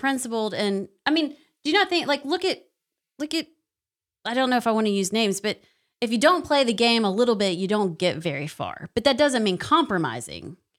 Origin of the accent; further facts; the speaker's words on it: Knoxville, Tennessee, United States; I'm from Knoxville